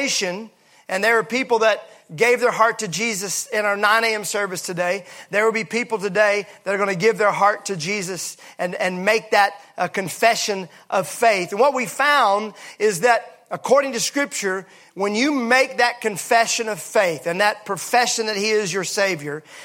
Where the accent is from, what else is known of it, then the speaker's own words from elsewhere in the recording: Mississippi, United States; I'm from Mississippi.